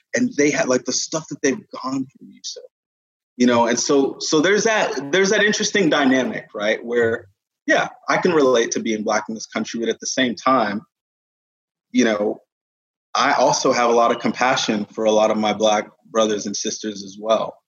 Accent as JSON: {"language": "English", "town": "Katy", "region": "Texas", "country": "United States", "tie": "born or raised there", "also_born_or_lived": "United Kingdom", "lives_now": "Dallas, United States", "said": "was born in the UK, moved to Katy when I was like seven. Um, grew up in so Katy, Houston"}